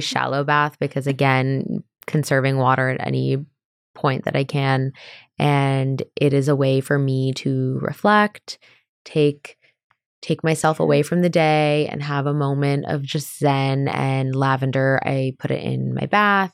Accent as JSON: {"language": "English", "region": "California", "country": "United States", "said": "we're from California"}